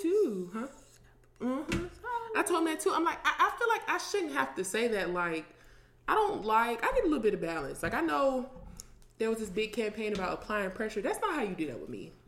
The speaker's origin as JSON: {"language": "English", "region": "Ohio", "country": "United States", "moved": "yes", "said": "I'm from Ohio"}